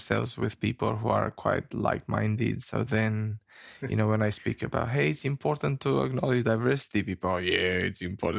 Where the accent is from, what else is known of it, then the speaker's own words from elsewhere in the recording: Romania; now in New Zealand; I come from New Zealand, but I come from Romania.